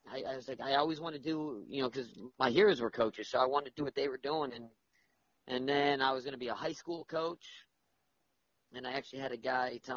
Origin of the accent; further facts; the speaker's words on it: South Florida, United States; I grew up where in South Florida